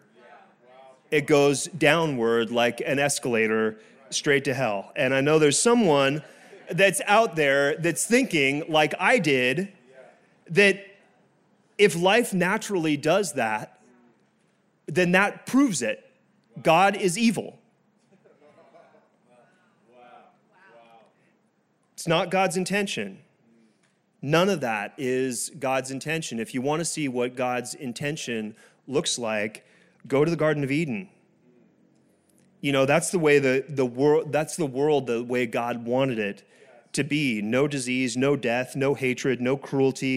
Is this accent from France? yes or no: yes; France; first language French and English; moved away; I was born in France. I learned French and English at the same time